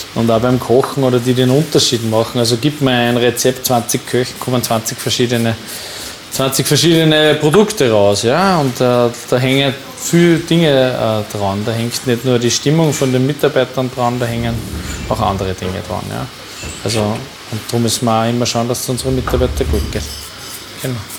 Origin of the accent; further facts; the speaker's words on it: Upper Austria, Austria; bei uns in Oberösterreich